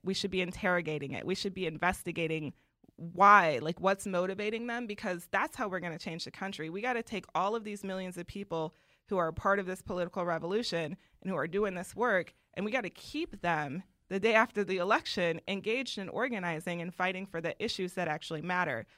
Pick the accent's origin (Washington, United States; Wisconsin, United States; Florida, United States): Wisconsin, United States; Milwaukee; I grew up in Wisconsin